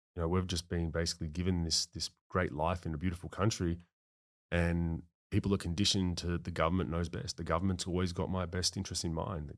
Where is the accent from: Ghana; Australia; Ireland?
Australia; Melbourne, Victoria; moved away as an adult; also born or lived in United States; growing up in Melbourne